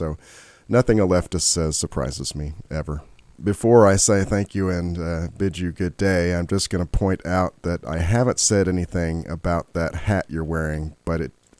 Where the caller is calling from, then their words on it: Kentucky, United States; I'm online from Kentucky here, Jacqueline.